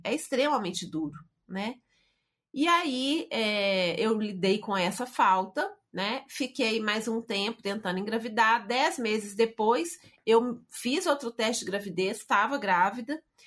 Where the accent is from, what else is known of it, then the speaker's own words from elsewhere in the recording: Belo Horizonte, Minas Gerais, Brazil; Hoje sou mineira de Belo Horizonte